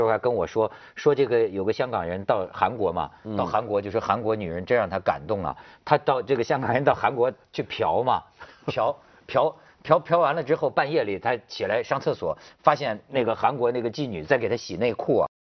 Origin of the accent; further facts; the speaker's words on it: China; 我作为中国人